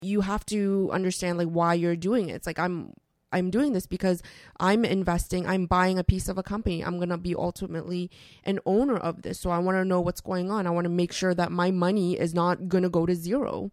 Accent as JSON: {"language": "English", "town": "Toronto", "region": "Ontario", "country": "Canada", "tie": "born or raised there", "also_born_or_lived": "Vancouver", "said": "I was born in Vancouver, and then we moved to Toronto when I was, uh, really, really young"}